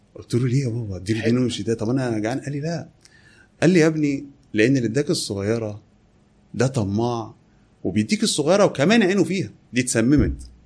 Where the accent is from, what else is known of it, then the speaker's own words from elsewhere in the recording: Kafr El Dawwar, Beheira, Egypt; now in Alexandria, Egypt; انا مسقط راسي كفر الدوار بحيره